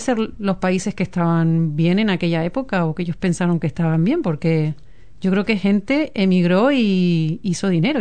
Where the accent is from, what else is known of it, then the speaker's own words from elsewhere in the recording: Canary Islands, Spain; moved away as an adult; also born or lived in Auckland / Gisborne; now in New Zealand; somos de las Islas Canarias, pertenecemos a España